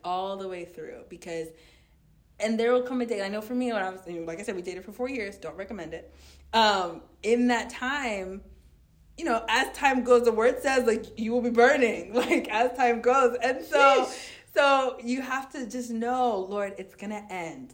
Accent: United States; I grew up in America

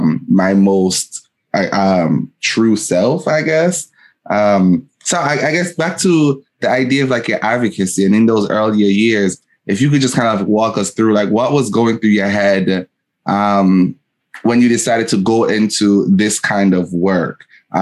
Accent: Jamaica; moved away; when I was still living in Jamaica

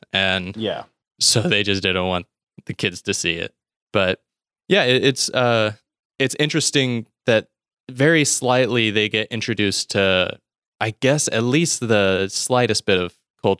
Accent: the South, United States; so I grew up in the South. It's a very religious area

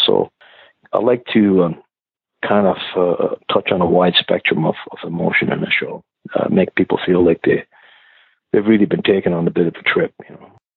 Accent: Rustico, Prince Edward Island, Canada; also born or lived in Dartmouth, Nova Scotia; when I was a kid growing up in Rustico, a small community in the North Shore of PEI

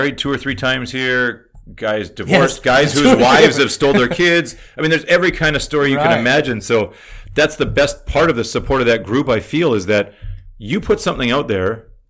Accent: Canada; there's a lot of problems we have at home too that we don't see because we're Canadian and Canada.

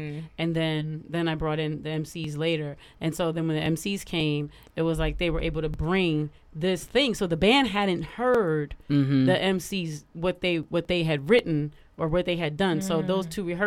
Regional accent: Detroit, Michigan, United States; we're from Detroit

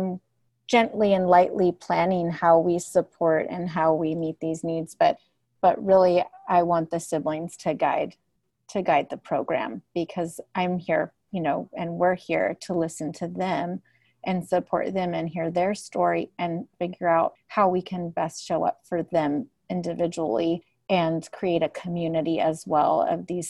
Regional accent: Santa Cruz, California, United States; I grew up here in Santa Cruz

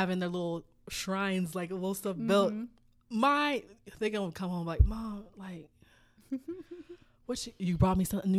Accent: South Korea; Like, we're from South Korea, a little tiny little country.

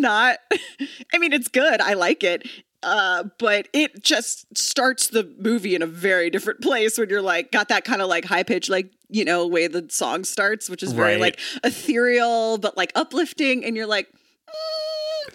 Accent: Texas, United States; moved away as an adult; also born or lived in Oklahoma; now in Los Angeles, United States; I'm from Texas. I went to college in Oklahoma. I lived the first 22 years of my life in tornado country

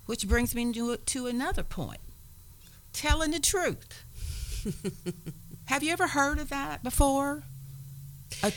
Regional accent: Evansville, Indiana, United States; moved away; I'm from Evansville

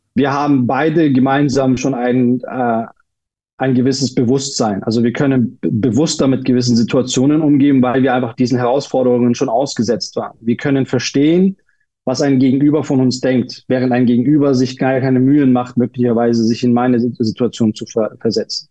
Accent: Munich, Bavaria, Germany; moved away as an adult; also born or lived in Turkey; ich bin ja Münchner und das, das, wir waren in einer Ortschaft bei München, also im Landkreis von München

